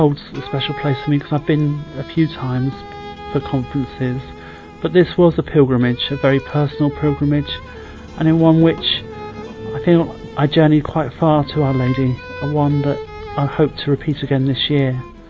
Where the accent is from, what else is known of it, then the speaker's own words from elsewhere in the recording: Salisbury, South West England, United Kingdom; I'm in my mid-30s and I'm from Salisbury in Wiltshire.